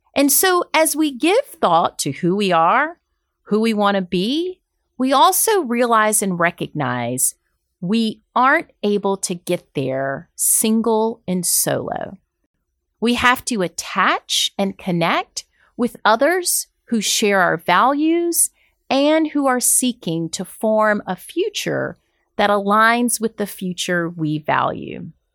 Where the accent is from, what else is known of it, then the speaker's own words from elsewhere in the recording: Deep South, United States; I'm from the Deep South